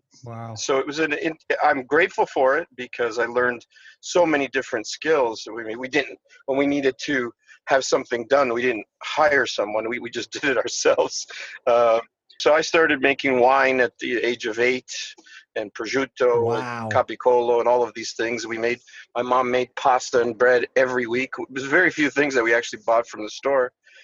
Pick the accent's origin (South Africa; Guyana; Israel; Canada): Canada; Windsor, Ontario; I am Canadian. I am from a city called Windsor. Maybe you're familiar with that name. Windsor, Ontario. It's just north of Detroit, Michigan. Mm-hmm. I, son of Italian immigrants, grew up relatively poor, mostly living like a farmer.